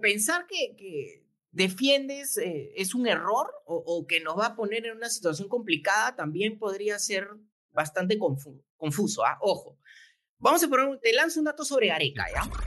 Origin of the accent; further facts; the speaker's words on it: Peru; somos nosotros los peruanos